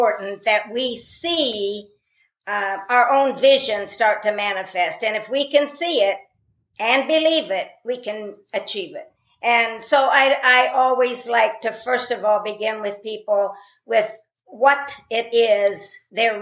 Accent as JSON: {"language": "English", "region": "Indiana", "country": "United States", "tie": "born or raised there", "said": "I was born in Indiana in a rural family"}